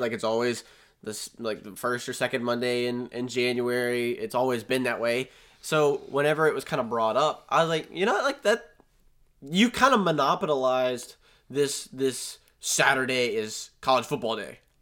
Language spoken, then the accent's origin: English; Virginia, United States; I'm from Virginia